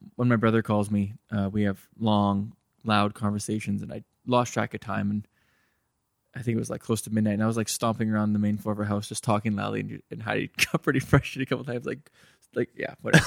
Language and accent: English; Terrace, British Columbia, Canada; moved away; I grew up in Terrace, B C